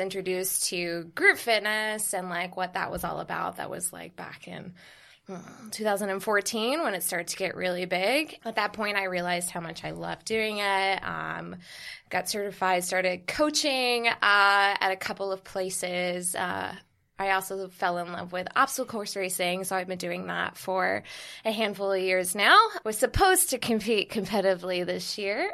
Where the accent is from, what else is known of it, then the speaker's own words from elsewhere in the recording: Bermuda; moved away as an adult; now in New York City, United States; I'm originally from Bermuda.